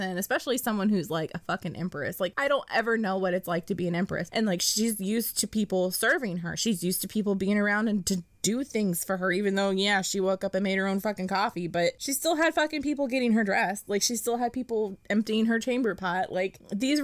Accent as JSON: {"language": "English", "country": "United States", "said": "I'm American"}